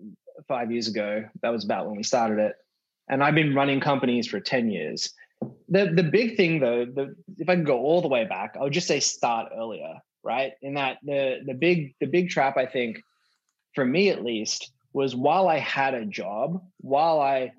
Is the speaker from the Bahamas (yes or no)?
no; Australia; When I was growing up in Australia